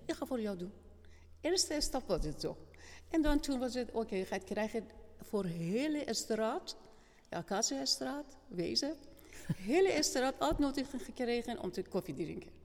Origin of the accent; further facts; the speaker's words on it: Iran; Dutch is a second language; moved away as an adult; now in Kampen, Netherlands; ik kom uit Iran